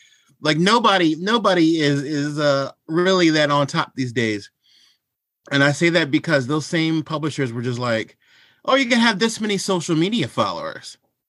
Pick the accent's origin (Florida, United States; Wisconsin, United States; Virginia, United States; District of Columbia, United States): District of Columbia, United States; Washington; born there; Well, I am 43 years old. I was born in Washington, D.C.